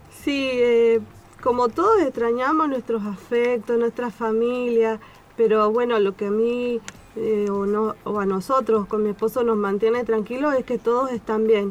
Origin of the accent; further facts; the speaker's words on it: Tucumán, Argentina; moved away as an adult; now in Esperanza Base, Antarctica; yo soy de Tucumán, vine acá con mi esposo